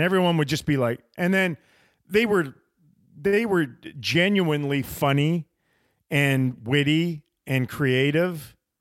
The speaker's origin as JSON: {"language": "English", "country": "Canada", "moved": "yes", "lives_now": "United States", "said": "As a Canadian slash American, 'cause I'm both now"}